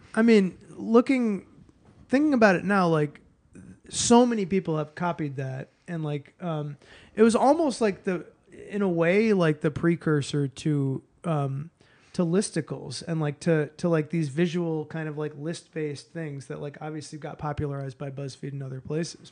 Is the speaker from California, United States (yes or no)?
no; Boston, Massachusetts, United States; moved away; also born or lived in New York City; I grew up in Boston